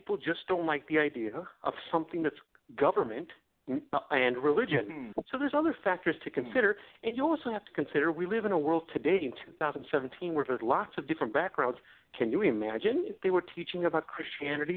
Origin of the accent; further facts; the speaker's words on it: India; So I'm from a Hindu family. I'm from India